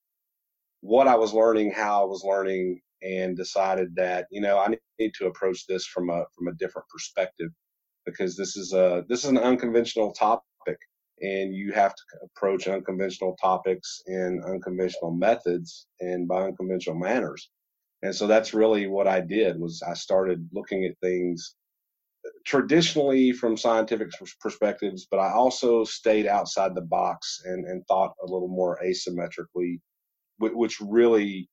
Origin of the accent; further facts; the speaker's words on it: Georgia, United States; now in Alaska, United States; growing up in Georgia